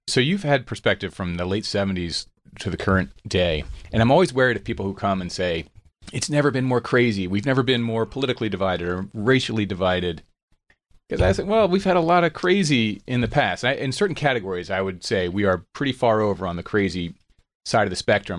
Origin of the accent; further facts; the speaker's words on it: Radnor, Pennsylvania, United States; just outside of Philadelphia, Radnor, Pennsylvania